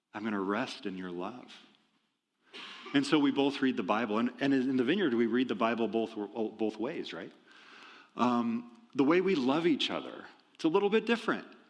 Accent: Iowa, United States; moved away; I'm from Iowa originally.

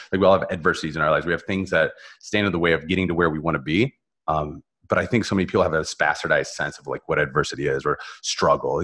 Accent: Northern Ohio, United States; moved away as an adult; also born or lived in Columbus, Ohio; now in South Florida, United States; I was born in Northern Ohio

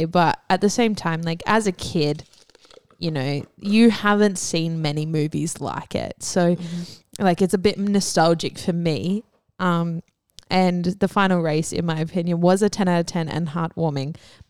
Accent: Canberra, Australian Capital Territory, Australia; No, I grew up in Canberra, so Lancer was like the Subaru WRX of Canberra.

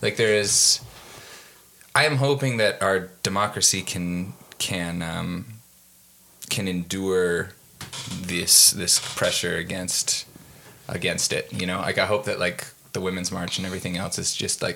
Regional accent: Wisconsin, United States; moved away as an adult; also born or lived in British Columbia, Canada; raised in Wisconsin

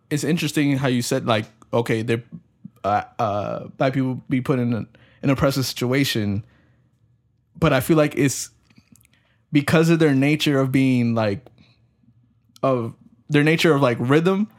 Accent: United States; we're raised here in America

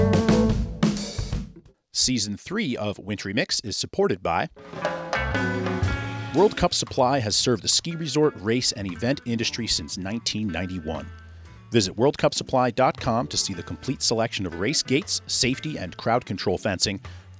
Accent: Vermont, United States; my hometown thoroughfare of Route 100

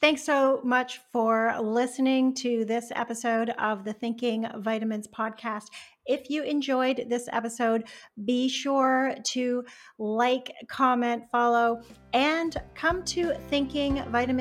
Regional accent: Canada; I'm Canadian

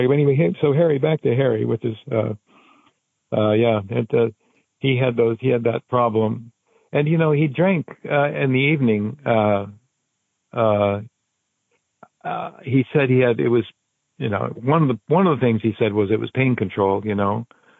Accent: Canada; also born or lived in Japan; I grew up speaking French in Canada, so I could speak French pretty well.

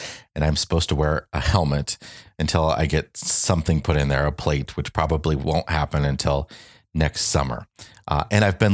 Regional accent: Quad Cities, United States; moved away as an adult; We are back in the Quad Cities, my hometown on the border of Iowa and Illinois

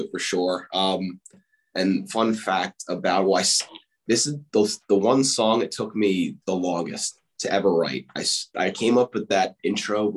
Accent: Whippany, New Jersey, United States; I grew up in a small town, Whippany, in northern New Jersey

